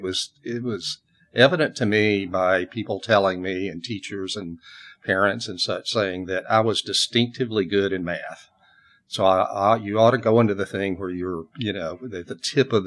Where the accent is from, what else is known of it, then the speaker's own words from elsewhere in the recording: Atlanta, Georgia, United States; now in Austin, United States; I grew up in Atlanta, Georgia, in that area.